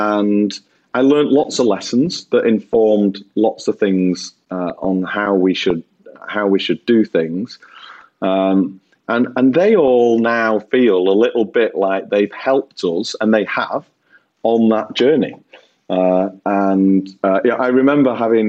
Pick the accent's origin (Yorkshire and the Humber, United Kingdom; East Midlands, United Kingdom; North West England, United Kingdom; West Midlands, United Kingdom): North West England, United Kingdom; Bolton; I'm a lad from Bolton that flogs washing machines and fridges and tellies and stuff.